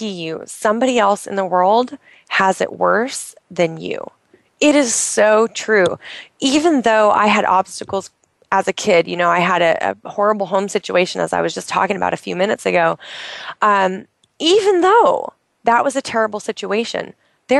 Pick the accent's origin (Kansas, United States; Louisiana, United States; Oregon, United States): Oregon, United States; moved away; I'm in Oregon. I'm in my home state where I grew up